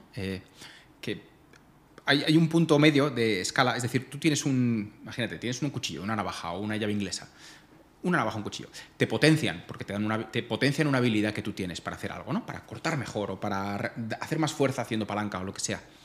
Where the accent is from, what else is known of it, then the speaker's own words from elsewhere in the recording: Majorca, Balearic Islands, Spain; moved away; soy mallorquín